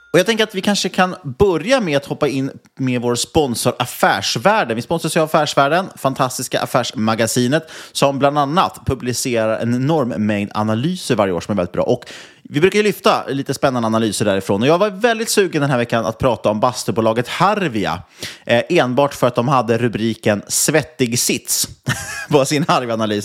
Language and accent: Swedish; Nynäshamn, Stockholm County, Sweden; Nynäshamn, min hemkommun